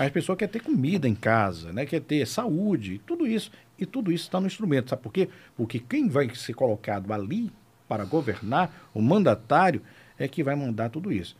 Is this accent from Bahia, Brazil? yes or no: yes; Salvador, Bahia, Brazil; moved away as an adult; also born or lived in Morro do Chapéu, Bahia; now in Aracaju, Brazil; Eu, eu sou baiano, sou baiano de Salvador, moro aqui em Sergipe há 18 anos